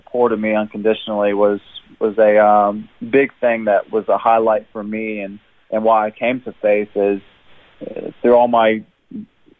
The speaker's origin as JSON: {"language": "English", "town": "Jeffersonville", "region": "Indiana", "country": "United States", "tie": "born or raised there", "moved": "as an adult", "lives_now": "Brisbane, Australia", "said": "I was born and raised in Jeffersonville, Indiana."}